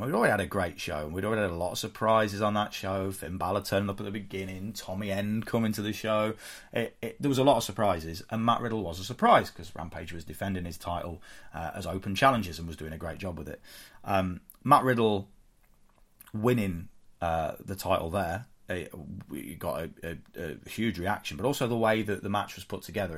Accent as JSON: {"language": "English", "country": "United Kingdom", "said": "we're British"}